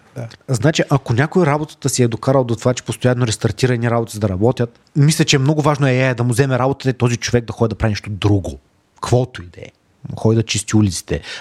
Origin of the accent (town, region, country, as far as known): Dobrich, Dobrich Province, Bulgaria; born or raised there; also born or lived in Razgrad